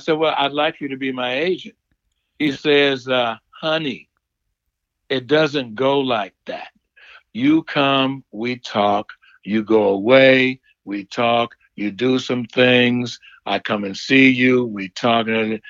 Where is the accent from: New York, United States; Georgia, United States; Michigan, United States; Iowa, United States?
Michigan, United States; Detroit; moved away as an adult; from, she said, "Where are you from?" I said, "Detroit."